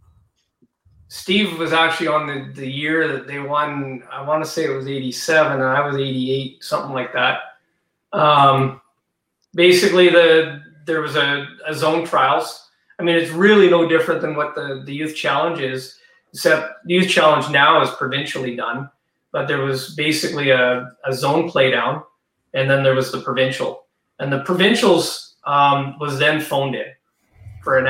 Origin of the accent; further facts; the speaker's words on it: Victoria, British Columbia, Canada; I'm from Victoria